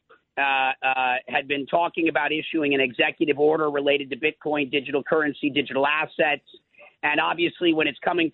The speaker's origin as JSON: {"language": "English", "region": "Minnesota", "country": "United States", "tie": "born or raised there", "moved": "yes", "said": "I'm from Minnesota, so I did spend a lot of my life on farms as a kid"}